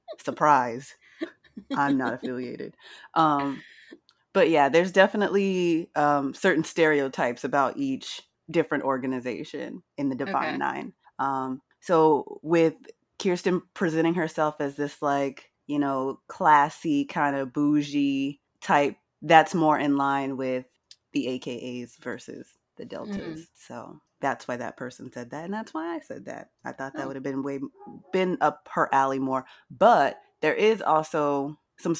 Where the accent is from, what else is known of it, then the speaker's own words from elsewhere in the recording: Texas, United States; As a Texan, where the Dougie originated